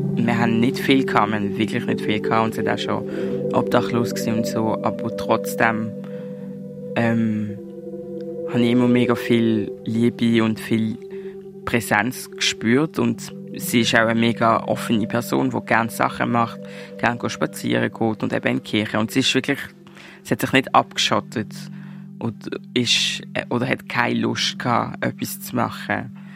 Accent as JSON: {"language": "German", "town": "Basel", "region": "Basel-Stadt", "country": "Switzerland", "tie": "born or raised there", "said": "wir sind beide in der Schweiz geboren"}